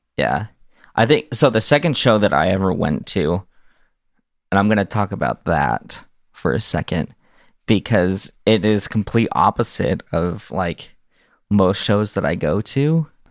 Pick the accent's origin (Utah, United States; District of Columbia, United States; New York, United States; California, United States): Utah, United States; Salt Lake Valley; I've grown up in Utah, uh, specifically in the Salt Lake Valley